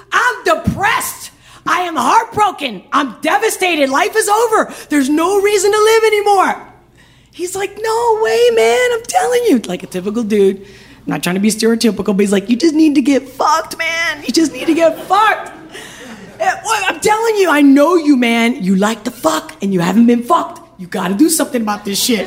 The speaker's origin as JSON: {"language": "English", "country": "Spain", "said": "I'm from Spain"}